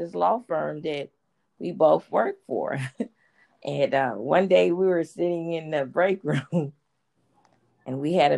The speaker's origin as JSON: {"language": "English", "town": "Houston", "region": "Texas", "country": "United States", "tie": "born or raised there", "said": "I grew up in Fifth Ward"}